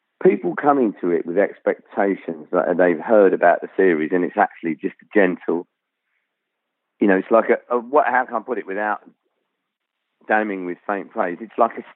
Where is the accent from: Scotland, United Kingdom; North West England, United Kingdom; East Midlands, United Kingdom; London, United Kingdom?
London, United Kingdom; also born or lived in Rhondda Valley, Wales; I grew up in sort of suburban North London